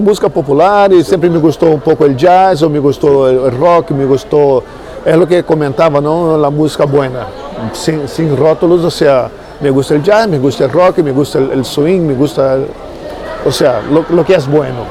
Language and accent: Spanish; Niterói, Rio de Janeiro, Brazil; Spanish is a second language; moved away as an adult; now in Spain; yo soy de Brasil. De Brasil. Sí, de río de Janeiro. Niterói es una ciudad que está al lado de Rio. y ahí donde he estado todo el la mitad de mi vida